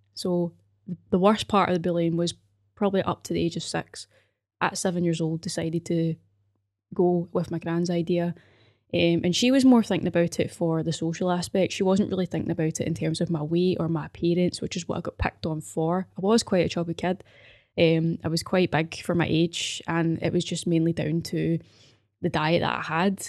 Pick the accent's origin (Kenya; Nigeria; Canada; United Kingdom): United Kingdom; Glasgow, Scotland; also born or lived in Paisley; I grew up in Govan